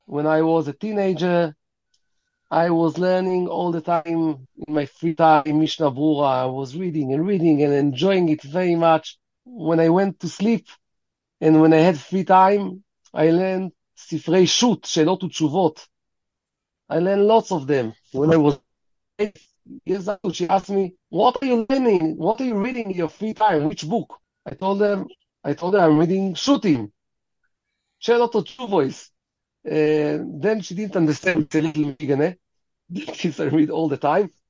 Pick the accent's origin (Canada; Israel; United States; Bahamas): Israel; also born or lived in London; Raised in Israel. I was born by mistake in London